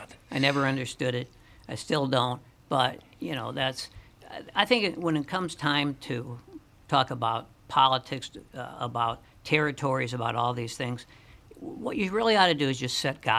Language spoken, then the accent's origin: English; St. Paul, Minnesota, United States; And I'm growing up on Cretan Avenue in St. Paul, you know, if you were Jewish, you were Jewish.